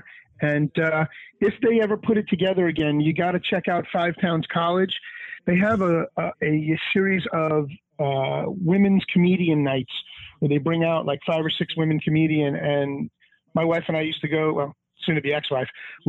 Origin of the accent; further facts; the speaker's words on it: Dix Hills, New York, United States; Hey, hey. Dix Hills, Long Island.